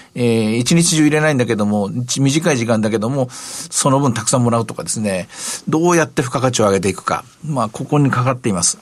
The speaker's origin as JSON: {"language": "Japanese", "region": "Osaka", "country": "Japan", "tie": "born or raised there", "said": "私の出身の大阪"}